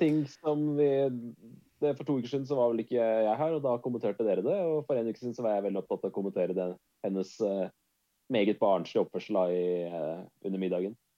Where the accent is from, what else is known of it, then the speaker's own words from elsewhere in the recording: Norway; jeg er fra Norge